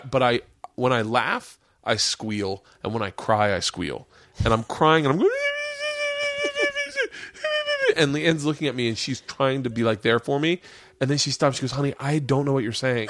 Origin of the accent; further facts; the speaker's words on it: Florida, United States; I grew up in Florida